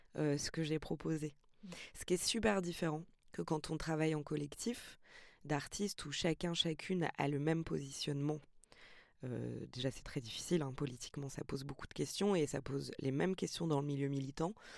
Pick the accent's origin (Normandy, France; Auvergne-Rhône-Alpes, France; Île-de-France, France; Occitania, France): Île-de-France, France; Montreuil; Je suis née à Montreuil, je suis née dans les quartiers